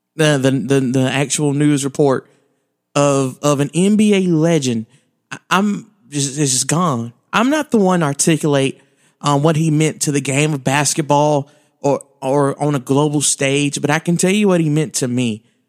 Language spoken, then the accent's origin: English; Alabama, United States; I grew up in Alabama